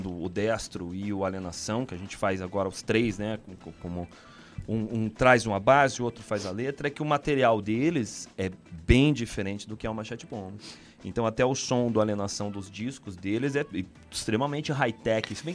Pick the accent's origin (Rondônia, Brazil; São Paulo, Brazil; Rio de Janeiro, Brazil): Rondônia, Brazil; Porto Velho; born there; eu nasci em Porto Velho, Rondônia. Mas a minha mãe é de Paranaguá, né?